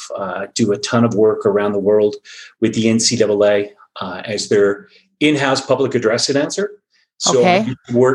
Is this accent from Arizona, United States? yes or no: yes; Phoenix, Arizona, United States; moved away as an adult; now in Colorado, United States; I grew up in the Phoenix, Scottsdale area of Arizona